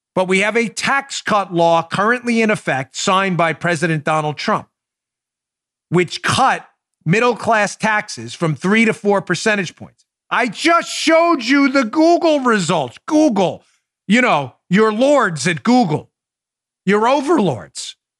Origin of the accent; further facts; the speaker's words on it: New York City, New York, United States; we're both from Queens